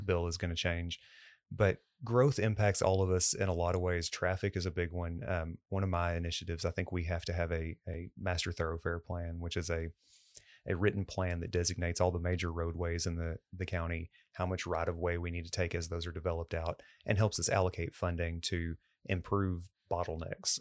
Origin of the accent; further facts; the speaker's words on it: Cleburne, Texas, United States; I grew up in Cleburne